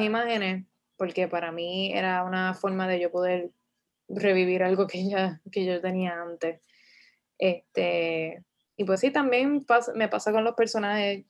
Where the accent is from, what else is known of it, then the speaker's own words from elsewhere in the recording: Bayamón, Puerto Rico; yo soy de Bayamón